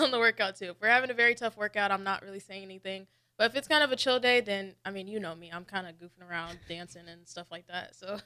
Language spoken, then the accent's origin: English; Peoria, Illinois, United States; moved away as an adult; now in Nebraska, United States; I'm from Illinois, a small town called Peoria